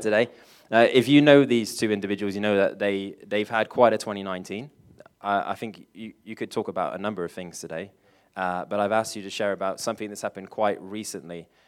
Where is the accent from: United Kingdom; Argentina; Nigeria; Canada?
United Kingdom; England; I'm English